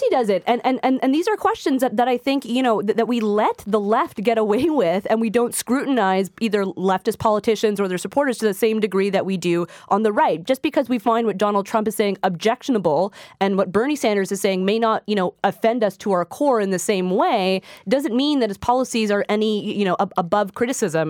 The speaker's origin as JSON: {"language": "English", "region": "Quebec", "country": "Canada", "said": "I'm from Quebec"}